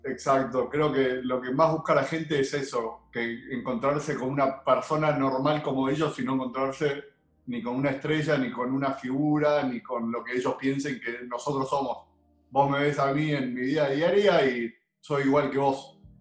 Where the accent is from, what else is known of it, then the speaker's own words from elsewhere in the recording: Argentina; como todo argentino